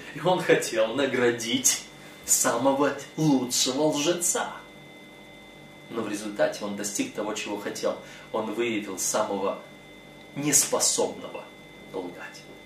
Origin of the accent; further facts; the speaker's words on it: Moldova; я родом из Молдовы, из Молдавии